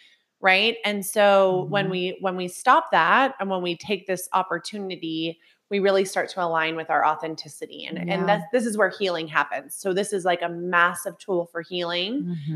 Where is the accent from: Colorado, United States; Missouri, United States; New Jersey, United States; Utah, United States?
Utah, United States; So just like for anyone that listens, so, you know, came from broken home. I'm from Utah, right?